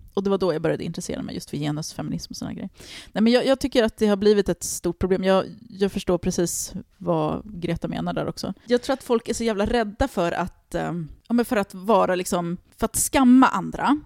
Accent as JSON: {"language": "Swedish", "town": "Stockholm", "region": "Stockholm County", "country": "Sweden", "tie": "born or raised there", "said": "jag kommer från Tensta och jag växte upp med en fattig mamma"}